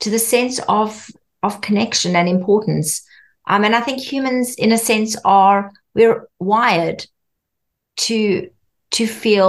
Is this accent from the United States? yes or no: no; South Africa; Growing up in South Africa